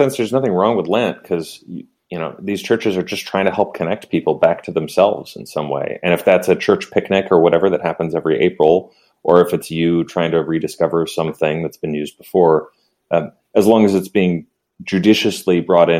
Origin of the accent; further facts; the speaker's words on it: California, United States; born there; But I was born in a small farm town in the middle of the kind of agricultural region in California. And then we moved to LA and New York and anyway, and on and on.